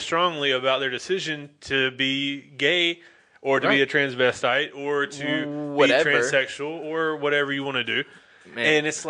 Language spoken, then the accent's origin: English; North Carolina, United States; accent: country; I was born in North Carolina, like lived in North Carolina. I'm from the South. I'm not a country boy. I got a country accent, but I'm more of a city boy than I am a country boy.